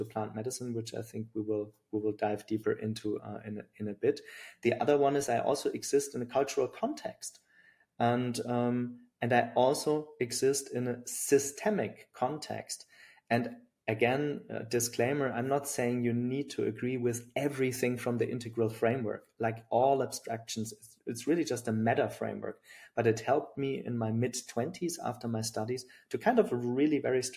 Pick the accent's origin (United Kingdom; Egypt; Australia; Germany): Germany; accent: German; English is a second language; now in Berlin, Germany; my German accent